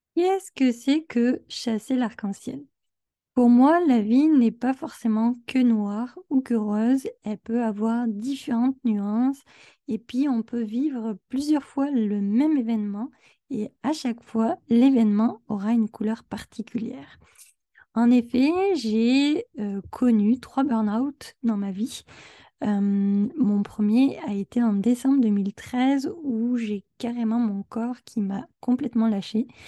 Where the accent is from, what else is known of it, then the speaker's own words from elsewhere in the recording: France; now in Quebec, Canada; J'habite au Québec, mais je suis française